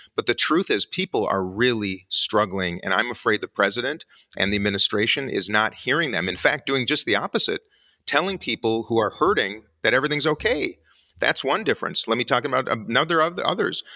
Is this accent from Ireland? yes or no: no; United States; as an American